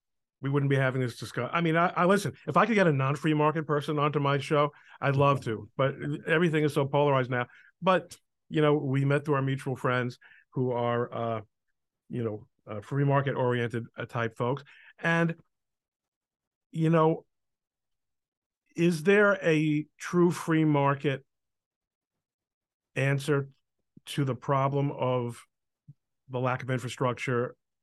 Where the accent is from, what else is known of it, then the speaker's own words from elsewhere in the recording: New York City, New York, United States; now in Elizabeth, United States; When I was a kid growing up in New York, the New York Harbor was a bona fide, cargo location still.